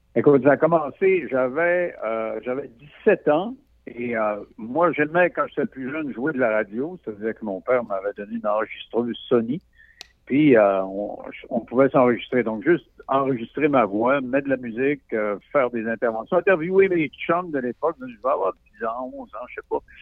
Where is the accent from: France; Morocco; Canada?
Canada; Roberval, Quebec; moved away; je viens de Roberval, ou' lac Saint-Jean